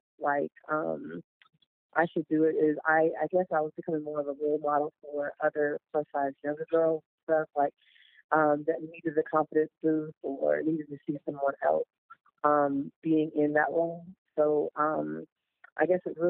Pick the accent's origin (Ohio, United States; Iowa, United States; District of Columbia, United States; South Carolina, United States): South Carolina, United States; Goose Creek; That was Goose Creek, my hometown